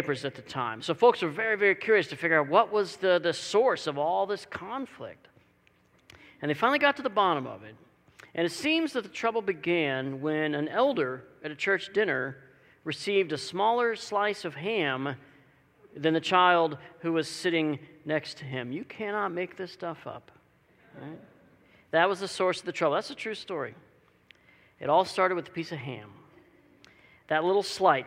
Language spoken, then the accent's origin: English; Dallas, Texas, United States; now in Walla Walla, United States; I grew up in the Dallas, Texas area